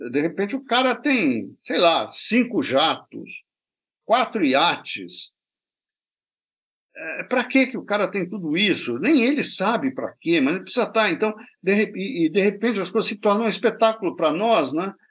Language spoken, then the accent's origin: Portuguese; France; Portuguese is a second language; Como eu sou francês, eu só quis fazer uma frase inteligente